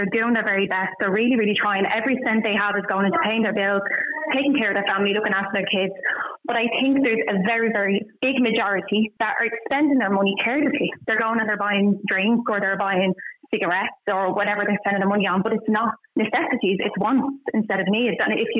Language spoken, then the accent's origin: English; Dublin, Leinster, Ireland; moved away as an adult; I'm from Ballymun myself, but I don't live there anymore. We moved out of there about 4 years ago.